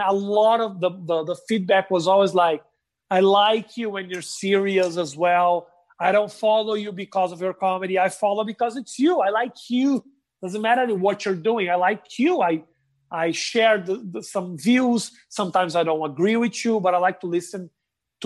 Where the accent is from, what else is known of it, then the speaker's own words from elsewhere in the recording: Porto Alegre, Rio Grande do Sul, Brazil; English is a second language; moved away as an adult; also born or lived in São Paulo, Brazil; now in United States; when I moved from Porto Alegre to São Paulo